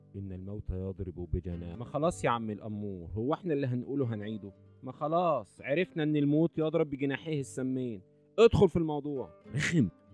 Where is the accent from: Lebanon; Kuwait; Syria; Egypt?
Egypt; عندنا في مصر